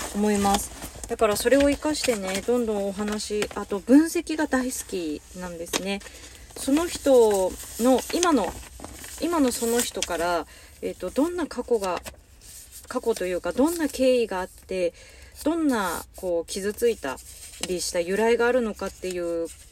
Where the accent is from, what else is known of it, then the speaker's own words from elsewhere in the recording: Hokkaido, Japan; moved away; 私北海道の人